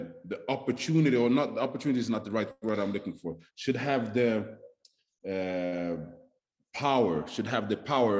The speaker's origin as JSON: {"language": "English", "country": "Sweden", "tie": "born or raised there", "also_born_or_lived": "Stockholm, Sweden", "moved": "as an adult", "lives_now": "Las Vegas, United States", "said": "growing up in Sweden, as a black man, right. As a black kid"}